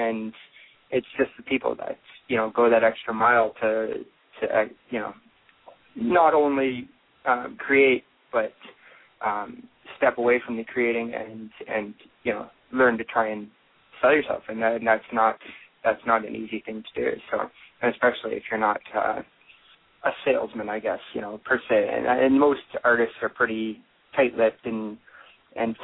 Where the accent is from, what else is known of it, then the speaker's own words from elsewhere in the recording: Elora, Ontario, Canada; also born or lived in London, Ontario / Toronto; I am from Elora, Ontario, Canada, which is, again, 2 hours north of Toronto. It's a small town. It's got, it's getting bigger as I'm getting older, but when I grew up there